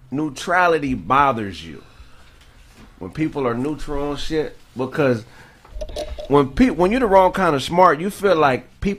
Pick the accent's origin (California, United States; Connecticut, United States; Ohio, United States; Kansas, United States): California, United States; Gardena; Born and raised in Los Angeles, California. Hey, Gardena till I die.